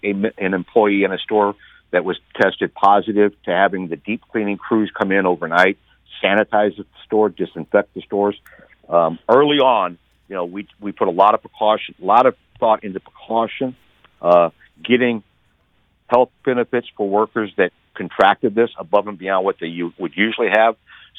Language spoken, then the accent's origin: English; St. Louis, Missouri, United States; My hometown employers here really were ahead of most employers in the St. Louis area in getting safety precautions up.